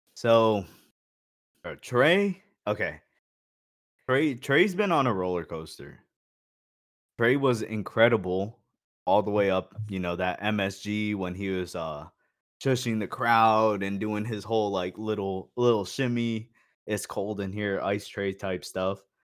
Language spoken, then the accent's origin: English; Phoenix, Arizona, United States; I lived in Phoenix and, like, I grew up in Phoenix